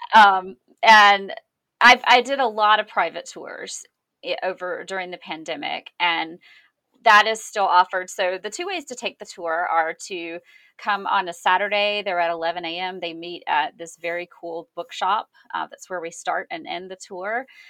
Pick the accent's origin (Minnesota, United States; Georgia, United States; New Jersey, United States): Georgia, United States; moved away as an adult; also born or lived in Atlanta; now in Los Angeles, United States; I moved out to Los Angeles from Georgia in two thousand eight, and I grew up in a town that is, you know, if you, you say a traditional small town, but think smaller